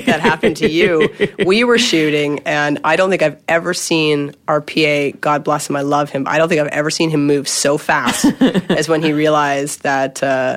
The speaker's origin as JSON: {"language": "English", "country": "Canada", "moved": "yes", "lives_now": "Los Angeles, United States", "said": "I'm a Canadian"}